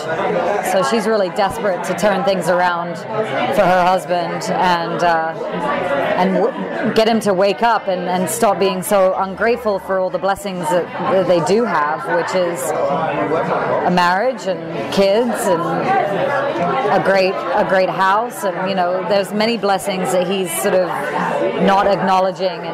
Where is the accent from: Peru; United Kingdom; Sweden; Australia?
United Kingdom; England; moved away as an adult; now in Los Angeles, United States; I'm originally from England